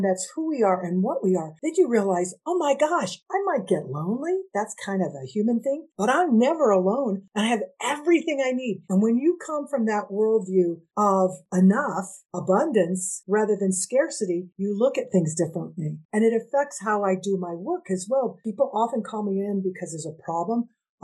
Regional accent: United States; I'm half Indigenous, Nahua, which people know as Aztec, and I'm Mexican American

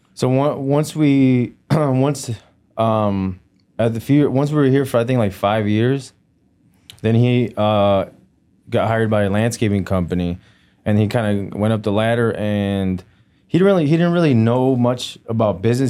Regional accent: Melrose Park, Illinois, United States; also born or lived in Jalisco, Mexico / Joliet, Illinois; I was raised in uh, Mel- Melrose Park

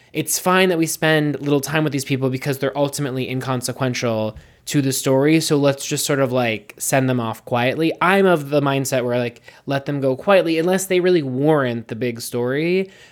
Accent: United States; I'm an American.

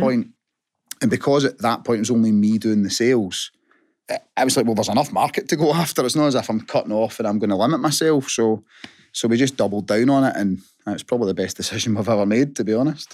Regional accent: Hamilton, Scotland, United Kingdom; born and bred in Hamilton.

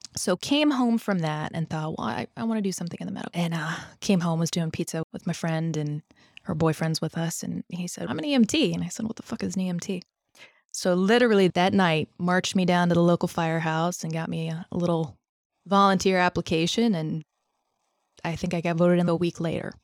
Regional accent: Northern Virginia, United States; Grew up in Northern Virginia and around Northern Virginia

